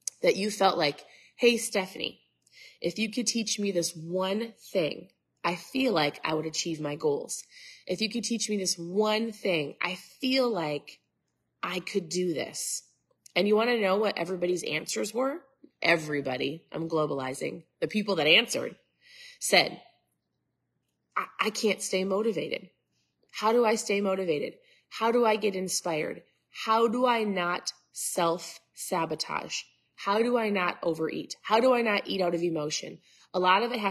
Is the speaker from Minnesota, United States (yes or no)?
yes; Minnesota, United States; I'm from Minnesota